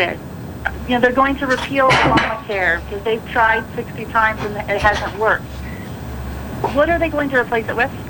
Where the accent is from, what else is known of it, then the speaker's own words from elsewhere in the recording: Idaho, United States; I'm from Idaho